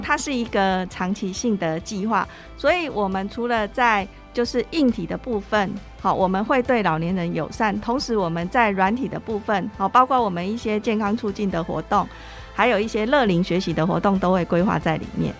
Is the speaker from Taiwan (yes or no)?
yes; Chiayi, Chiayi City, Taiwan; 他也是我们嘉义人